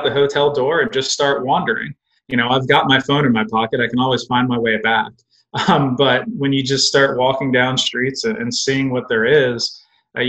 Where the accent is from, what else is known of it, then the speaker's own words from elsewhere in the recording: Indialantic, Florida, United States; moved away as an adult; I grew up in a small beach town in Florida near Cape Canaveral, and it was called Indie Atlantic